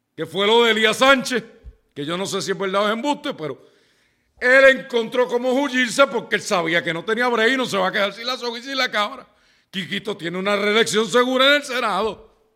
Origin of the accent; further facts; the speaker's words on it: Ponce, Puerto Rico; todos los que somos de Ponce